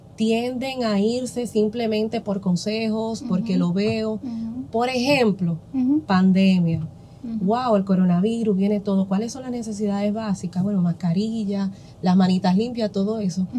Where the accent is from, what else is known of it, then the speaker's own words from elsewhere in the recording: San Pedro de Macorís, Dominican Republic; en mi pueblo aquí, San Pedro de Macorís